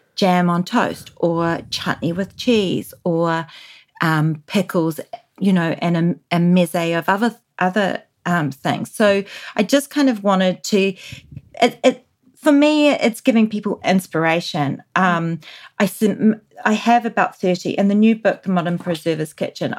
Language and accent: English; New Zealand; moved away; growing up in New Zealand in the 80s